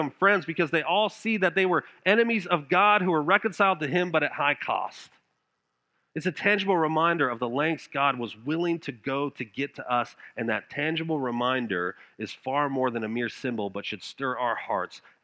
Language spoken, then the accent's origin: English; Denver, Colorado, United States; moved away as an adult; now in South Georgia, United States; I'm from Denver, Colorado